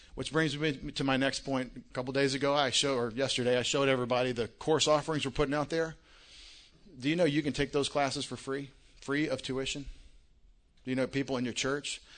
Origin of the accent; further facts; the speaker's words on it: Longview, Texas, United States; moved away as an adult; now in Connecticut, United States; I'm from Longview, Texas. Don't, don't think I'm from Connecticut. I, I live in Connecticut